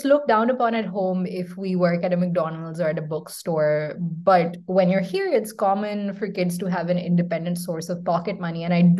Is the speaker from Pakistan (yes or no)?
yes; Pakistan; now in United States; that's iconic for us Pakistanis too.